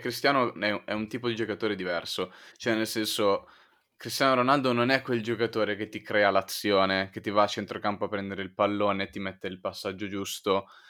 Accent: Milan, Lombardy, Italy; essendo milanesi

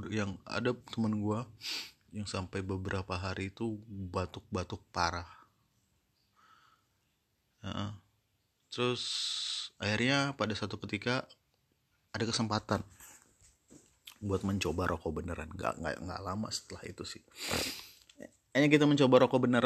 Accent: Mesuji, Lampung, Indonesia; also born or lived in South Sumatra; kalau di kampung gue ya, di di di di Mesuji tepatnya di di Mesuji itu kalau dulu masih uh, masih bagian dari Kabupaten Tulang Bawang

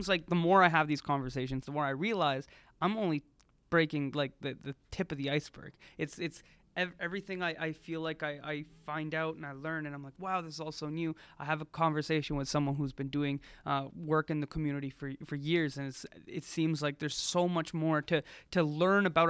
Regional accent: Quebec, Canada; I'm an English-speaking Quebecer. I belong here

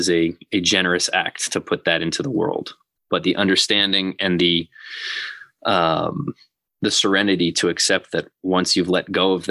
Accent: Massachusetts, United States; So I had never really done a whole lot of reading about Mandela. And growing up

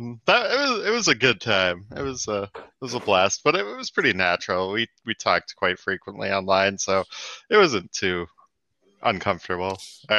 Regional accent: Massachusetts, United States; also born or lived in California; Yeah, I was born in Massachusetts in the same city that I live now, and then ended up moving to California as a child.

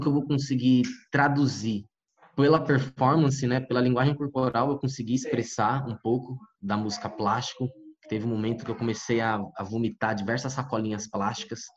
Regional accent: Guarulhos, São Paulo, Brazil; Eu cresci, nasci e cresci em Guarulhos

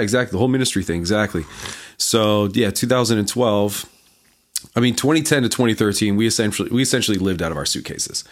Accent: Canada; moved away; also born or lived in North Carolina; I'm from Canada

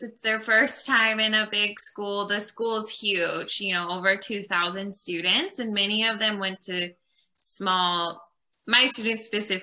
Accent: California, United States; moved away as an adult; also born or lived in South Korea / Uganda; now in Virginia, United States; I'm from the United States, and I'm originally from California

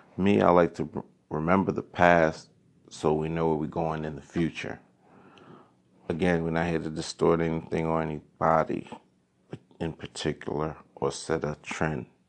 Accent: New York City, New York, United States; growing up in Crown Heights

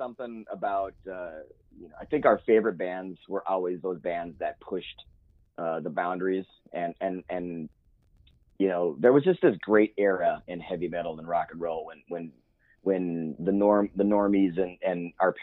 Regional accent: Midwest, United States; now in Oregon, United States; I grew up in the Midwest

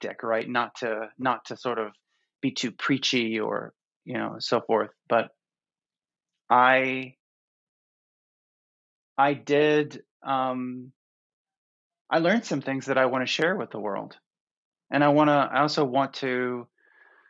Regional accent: Florida, United States; growing up in Florida

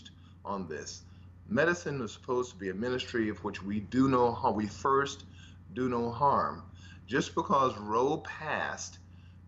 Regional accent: Los Angeles, California, United States; I grew up in South Central Los Angeles, rather humble beginnings

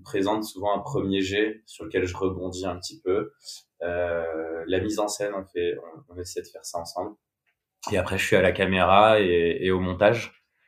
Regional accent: Bordeaux, Nouvelle-Aquitaine, France; j'ai grandi à Bordeaux. j'ai fait toute ma scolarité là-bas.

